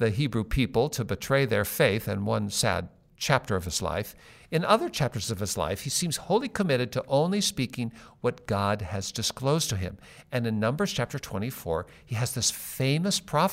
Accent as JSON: {"language": "English", "town": "Seattle", "region": "Washington", "country": "United States", "tie": "born or raised there", "said": "growing up in Seattle, one of my big traditions, there was a department store downtown called the Bon Marché."}